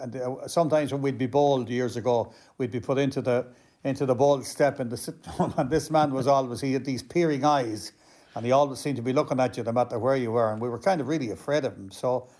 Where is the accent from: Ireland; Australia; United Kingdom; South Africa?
Ireland; Drum, Connacht; also born or lived in Kilty; I was born in Drum